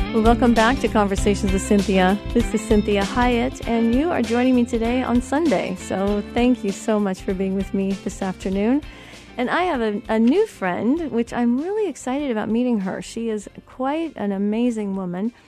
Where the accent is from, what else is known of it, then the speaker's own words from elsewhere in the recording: Colorado, United States; moved away; I'm from Colorado